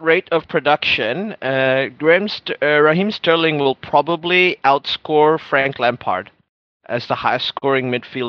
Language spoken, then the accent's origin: English; Auckland, New Zealand; born or raised there